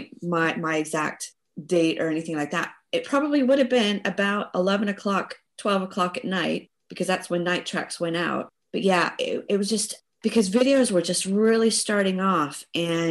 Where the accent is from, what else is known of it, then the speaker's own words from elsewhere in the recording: Tupelo, Mississippi, United States; moved away as an adult; now in United Kingdom; I was in Tupelo, Mississippi, and I wasn't a native of Tupelo. I had actually moved there when I was, I think, about 11 years old